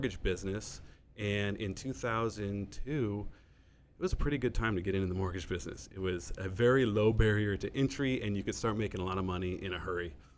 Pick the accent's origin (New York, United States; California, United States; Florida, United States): California, United States; Hermosa Beach; moved away as an adult; now in San Diego, United States; I born and raised in Hermosa Beach, California.